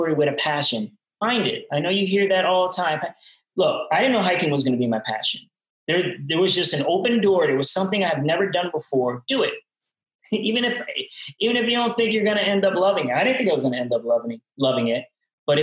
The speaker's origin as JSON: {"language": "English", "town": "New York City", "region": "New York", "country": "United States", "tie": "born or raised there", "moved": "as an adult", "lives_now": "Asheville, United States", "said": "I'm from Brooklyn. I grew up in not a great environment"}